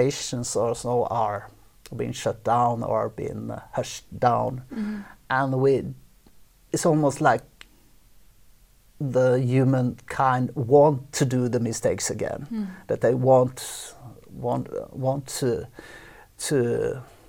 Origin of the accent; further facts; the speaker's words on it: Oslo, Norway; I was born in Oslo, so a little bit outside Oslo. So definitely, this is home.